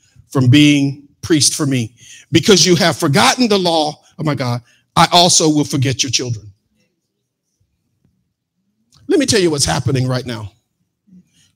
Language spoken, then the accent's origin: English; Mississippi, United States; I'm from Mississippi.